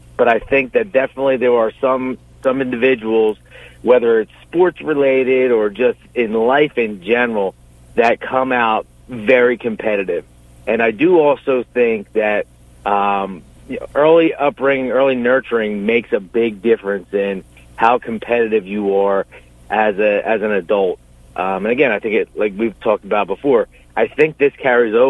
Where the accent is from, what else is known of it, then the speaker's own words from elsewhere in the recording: Bristol, Pennsylvania, United States; growing up in Bristol